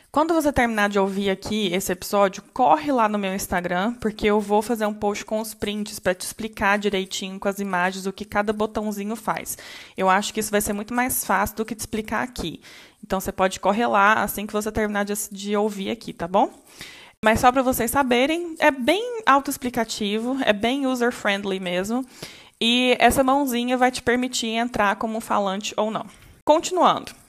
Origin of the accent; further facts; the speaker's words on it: Brazil; nós, brasileiros